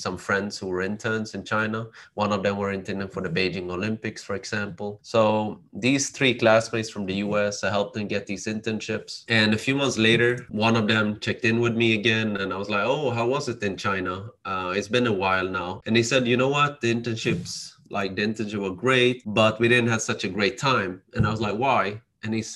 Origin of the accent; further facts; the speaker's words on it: Sweden; Growing up in Sweden as an immigrant child, my parents from Cambodia.